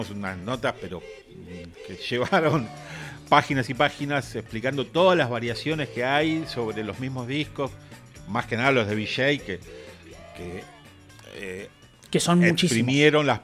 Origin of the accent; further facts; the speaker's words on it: Argentina; Es que justamente nosotros, que somos argentinos, eh, las ediciones argentinas eran calcadas de las inglesas.